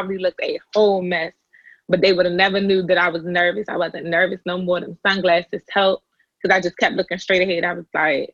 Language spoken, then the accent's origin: English; Fort Washington, Maryland, United States; I was raised in Fort Washington.